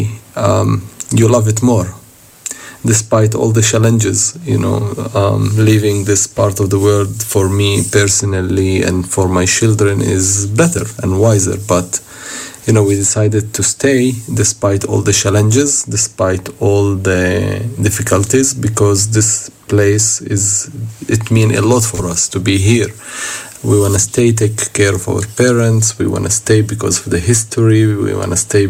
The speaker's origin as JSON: {"language": "English", "town": "Bethlehem", "region": "West Bank", "country": "Palestine", "tie": "born or raised there", "said": "I was born and raised up in Bethlehem."}